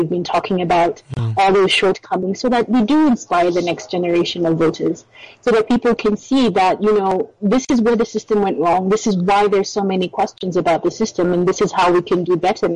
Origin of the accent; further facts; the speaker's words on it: Kenya; I, as a Kenyan